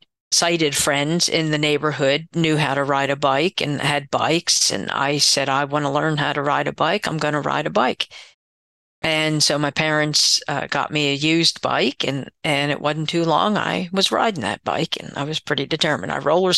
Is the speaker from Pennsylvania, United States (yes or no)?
yes; Pottstown, Pennsylvania, United States; I was born and raised in Pottstown, Pennsylvania, which is about 30 miles west of Philadelphia, Pennsylvania.